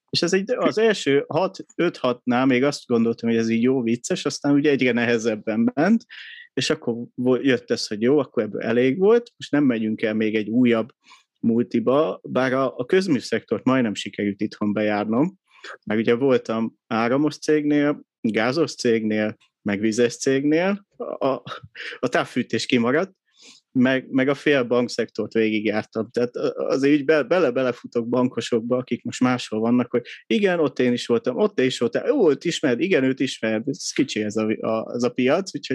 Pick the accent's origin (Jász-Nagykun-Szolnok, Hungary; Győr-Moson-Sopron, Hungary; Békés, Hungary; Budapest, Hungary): Budapest, Hungary; 83-ban születtem Budapesten